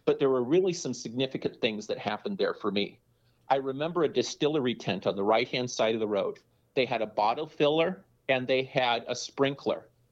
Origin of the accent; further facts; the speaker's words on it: Minneapolis, Minnesota, United States; I am from Minneapolis, Minnesota